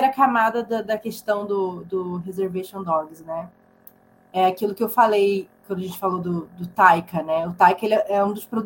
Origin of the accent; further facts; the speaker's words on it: Santa Catarina, Brazil; now in São Paulo, Brazil; Pô, eu vim para São Paulo para estudar cinema. Eu saí lá de Santa Catarina e vim para cá